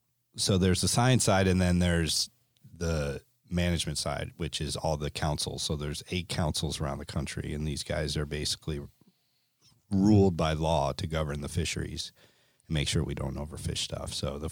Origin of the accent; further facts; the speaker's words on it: Connecticut, United States; And I grew up in Connecticut, and we saw it with the codfish, with the fluke.